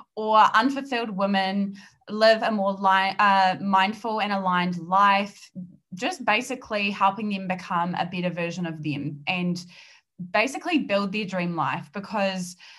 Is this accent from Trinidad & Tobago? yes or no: no; New Zealand; accent: New Zealand; I'm based in New Zealand. I'm a New Zealander and the accent is going to be very very strong